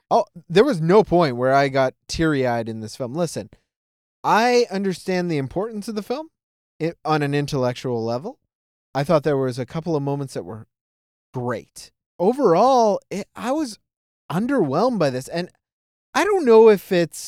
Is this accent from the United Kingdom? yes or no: no; Toronto, Ontario, Canada; I grew up around in Toronto, it's very multicultural